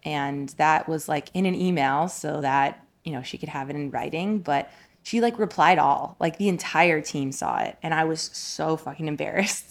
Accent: Colorado, United States; also born or lived in New Jersey; I was born in New Jersey. I have a Jersey girl at heart, but, uh, we moved to Colorado when I was ten years old.

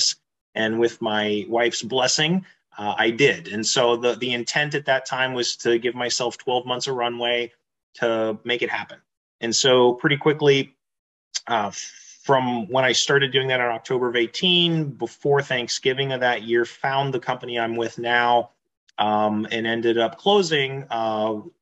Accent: Tampa, Florida, United States; moved away as an adult; also born or lived in Pittsburgh, Pennsylvania / Japan / Pensacola, Florida / Houston, Texas; now in Texas, United States; raised in Florida near Tampa.

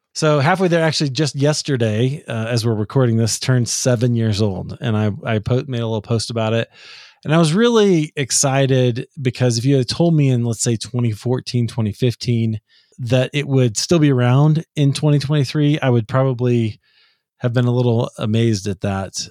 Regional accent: Midwest, United States; when I was a kid as a American evangelical in the Midwest

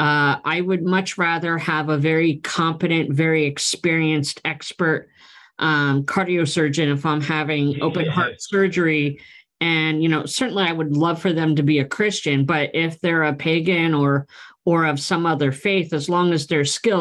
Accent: Pennsylvania, United States; moved away as an adult; also born or lived in West Coast; My wife and I relocated from the West Coast back to my home state of Pennsylvania

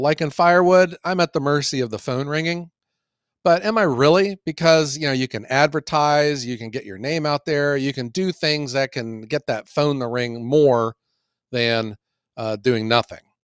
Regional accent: Ohio, United States; I'm from Ohio

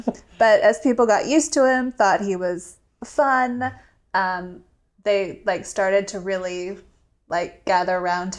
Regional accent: South Carolina, United States; moved away; So I grew up in South Carolina.

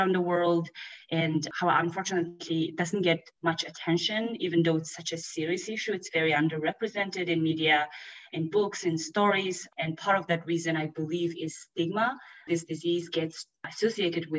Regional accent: Mongolia; I grew up in Mongolia

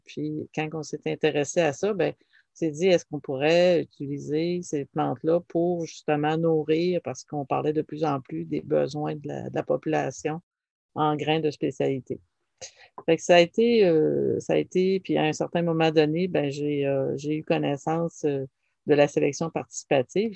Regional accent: Dijby, Quebec, Canada; j'ai été élevée à Dijby, qui est frontalier à, au Nouveau-Brunswick

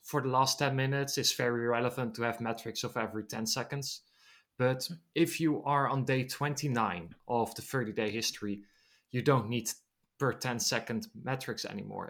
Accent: Netherlands; I'm from the Netherlands

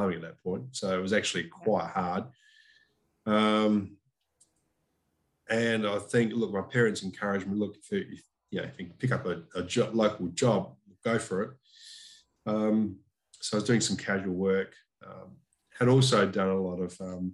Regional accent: South Australia, Australia; moved away as an adult; born and bred in Corunda, which was a which is a little town an hour and a half east of Adelaide

